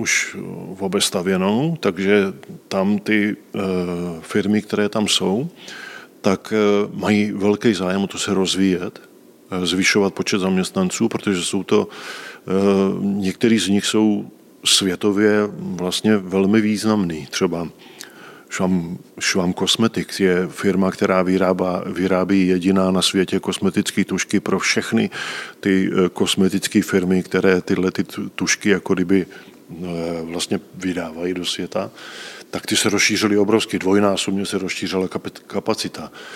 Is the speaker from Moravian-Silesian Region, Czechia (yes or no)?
no; Rapotín, Olomouc Region, Czechia; moved away as an adult; now in Český Krumlov, Czech Republic; já pocházím eh, z Rapotína, což je velká obec u Šumperka